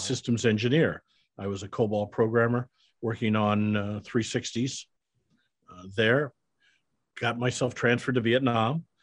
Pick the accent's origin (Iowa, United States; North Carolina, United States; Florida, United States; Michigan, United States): Iowa, United States; I'm a Midwestern boy. I grew up in Iowa